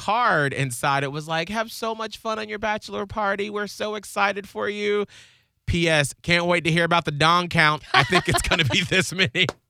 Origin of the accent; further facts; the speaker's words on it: Atlanta, Georgia, United States; also born or lived in Panama City; now in Tampa, United States; I'm from Atlanta. Worked in Panama City, work on the radio here in Tampa